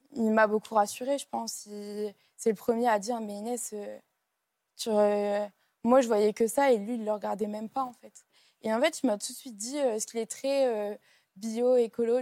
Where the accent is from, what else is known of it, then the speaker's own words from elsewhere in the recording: Lille, Hauts-de-France, France; je suis de Lille, donc c'est une grande ville, Lille même